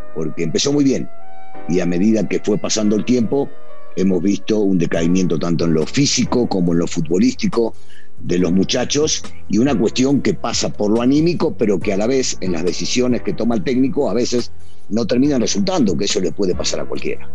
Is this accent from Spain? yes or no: no; Argentina; now in Mexico; como a veces decimos los argentinos